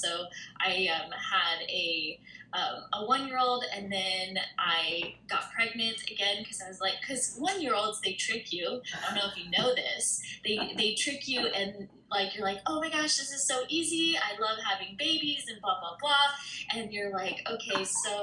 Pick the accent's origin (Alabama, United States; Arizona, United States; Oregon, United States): Arizona, United States; I'm from Arizona